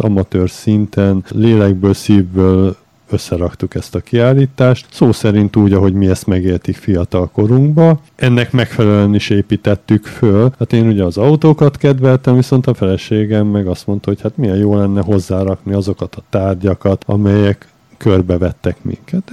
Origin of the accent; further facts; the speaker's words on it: Budapest, Hungary; moved away; also born or lived in Budakalász / Szentendre; Mi alapvetően Budapesten születtünk, aztán a vállalkozásunk Budakalászhoz kötött minket